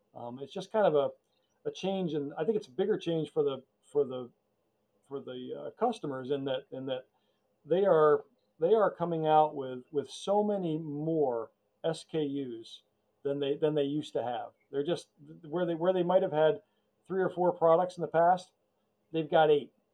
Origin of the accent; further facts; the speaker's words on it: United States; we grew up near New York